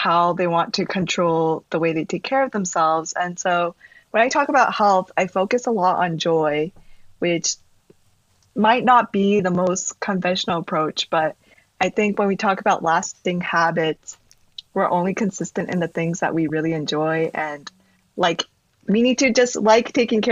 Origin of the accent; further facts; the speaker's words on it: New York, United States; also born or lived in Texas, United States; I was born in Texas, but then I moved to New York when I was about 7